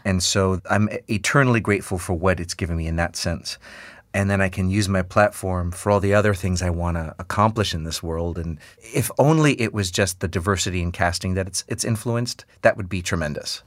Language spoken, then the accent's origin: English; New York City, New York, United States; born or raised there